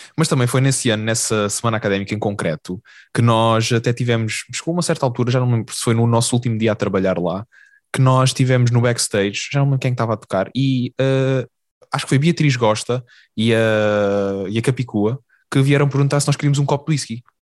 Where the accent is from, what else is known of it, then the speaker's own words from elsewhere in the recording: Algarve, Portugal; now in Lisbon, Portugal; nós, enquanto Algarvio e Alentejano